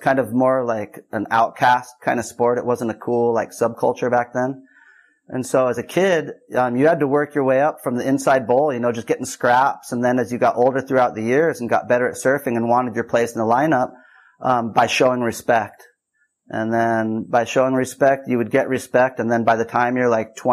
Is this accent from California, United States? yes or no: yes; Santa Cruz, California, United States; moved away; I'm from Santa Cruz, California, east side